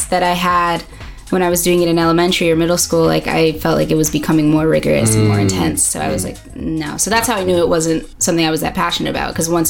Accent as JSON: {"language": "English", "town": "Long Island", "region": "New York", "country": "United States", "tie": "born or raised there", "also_born_or_lived": "Brooklyn", "said": "I'm from Long Island, New York. I was born in the city, but I am Long Island at heart, suburban kid. And I moved around a lot, but New York was always home."}